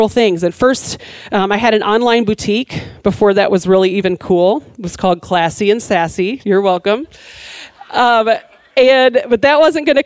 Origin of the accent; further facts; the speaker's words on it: Michigan, United States; moved away; I grew up in Michigan